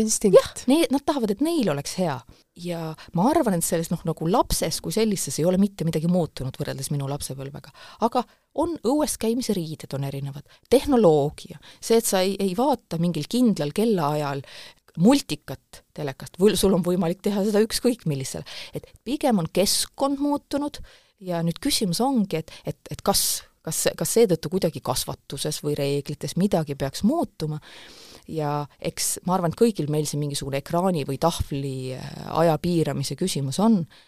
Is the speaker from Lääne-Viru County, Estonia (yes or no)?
yes; Pajusti, Lääne-Viru County, Estonia; moved away as an adult; also born or lived in Tartu / Tallinn; mina kasvasin üles Lääne-Virumaal Pajustis